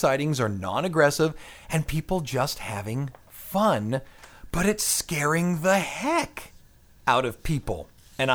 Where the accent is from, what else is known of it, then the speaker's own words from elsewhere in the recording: Pennsylvania, United States; No, I'm from the Ohio, Pennsylvania area.